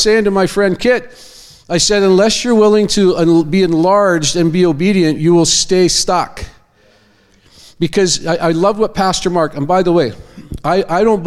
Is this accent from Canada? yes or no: yes; Abbotsford, British Columbia, Canada; I'm from Abbotsford, BC. I go to Church of Zion. Been there 30 years.